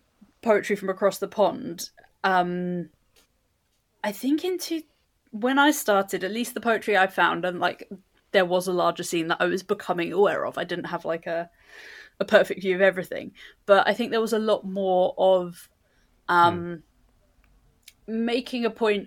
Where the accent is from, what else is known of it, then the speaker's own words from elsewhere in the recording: London, United Kingdom; I was born and raised in London.